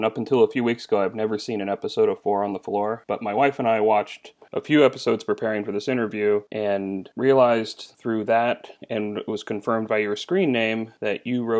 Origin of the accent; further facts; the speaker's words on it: Midwest, United States; I grew up in the Midwest